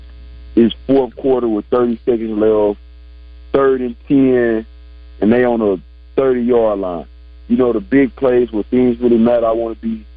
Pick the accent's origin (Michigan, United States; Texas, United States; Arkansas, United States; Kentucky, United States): Arkansas, United States; my home state